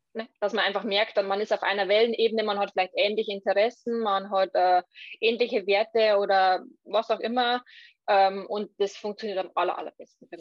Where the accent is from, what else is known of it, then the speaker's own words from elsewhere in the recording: Lower Bavaria, Germany; ich komme aus Niederbayern